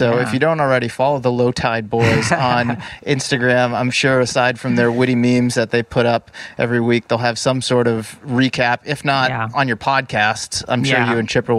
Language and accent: English; Boston, Massachusetts, United States; now in Bay Area, United States; I grew up in the Boston area